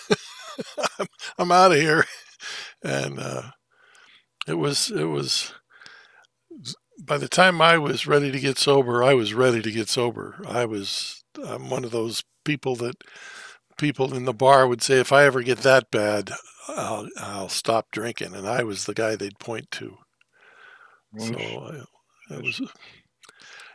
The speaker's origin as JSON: {"language": "English", "town": "Thousand Oaks", "region": "California", "country": "United States", "tie": "born or raised there", "also_born_or_lived": "Missouri / Los Angeles", "said": "I was born in Missouri in the United States, but raised mostly in a little town. It used to be a little town called Thousand Oaks, California."}